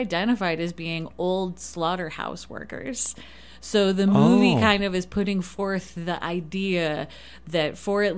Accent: Detroit, Michigan, United States; now in Moab, United States; I grew up in Detroit.

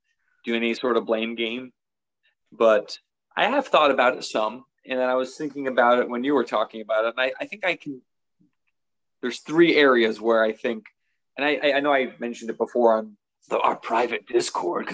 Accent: the South, United States; I'm a Southerner

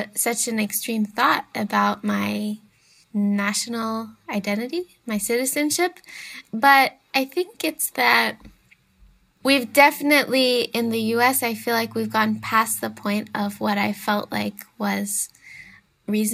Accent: United States; I'm an American

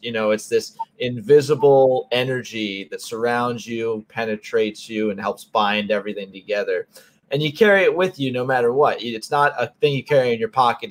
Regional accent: Connecticut, United States; moved away as an adult; now in South Jersey, United States; I grew up in Connecticut

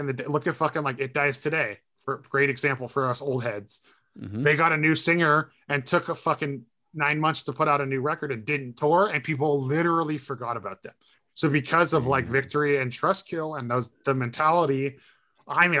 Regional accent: Santa Cruz, California, United States; Santa Cruz

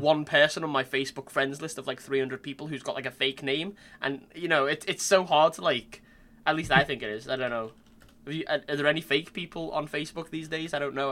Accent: Long Island, New York, United States; I'm an artist from Long Island

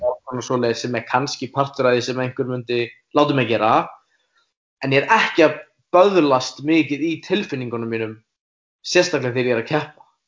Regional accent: Iceland; ég er frá Íslandi

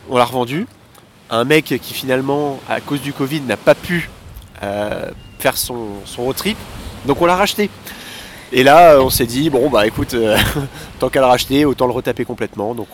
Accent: France; moved away as an adult; now in Canada; ça fait un an et demi qu'on est parti de la France avec un van. Donc, euh, enfin, on a racheté un van ici, euh, à Vancouver exactement.

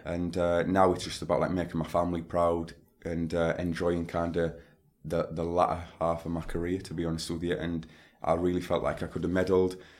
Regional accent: Stockton-on-Tees, North East England, United Kingdom; my hometown of Stockton on Tees in Teesside

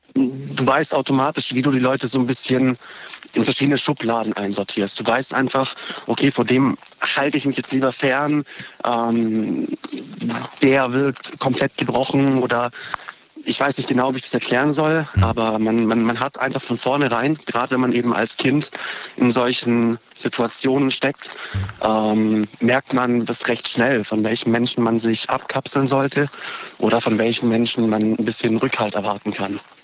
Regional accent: Horb am Neckar, Baden-Württemberg, Germany; ich komme aus Horb

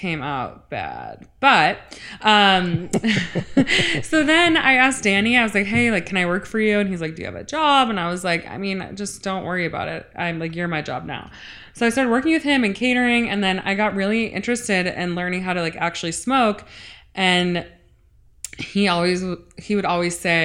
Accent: Cleveland, Ohio, United States; moved away as an adult; now in Los Angeles, United States; I grew up in Orange, which is Moreland Hills, Pepper Pike, Shaker Heights, the Jewish side of Cleveland.

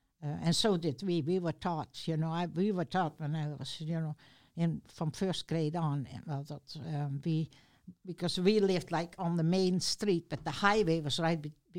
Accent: South Holland, Netherlands; English is a second language; now in Lynden, United States; I was born in the Netherlands, and I still remember, you know, the most memories start when Second World War started.

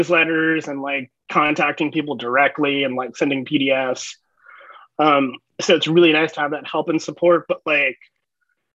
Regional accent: Shawnee, Kansas, United States; I grew up in Shawnee, Kansas. It's a suburb of Kansas City on the Kansas side

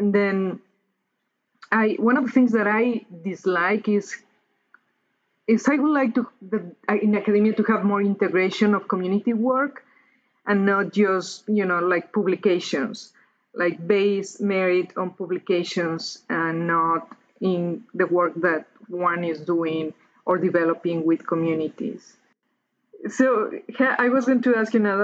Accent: Mexico City, Mexico; moved away; I grew up in Mexico City, which is among the most polluted cities in the world.

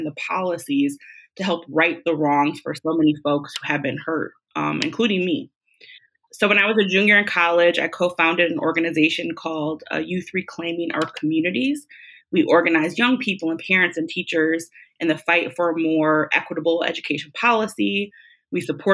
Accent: Milwaukee, Wisconsin, United States; I was born and raised in Milwaukee, Wisconsin, in a really diverse, you know, working class neighborhood

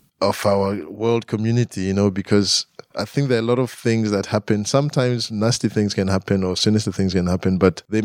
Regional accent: Harare, Zimbabwe; moved away as an adult; now in Glasgow, United Kingdom; I grew up in Harare, you know, so urban life

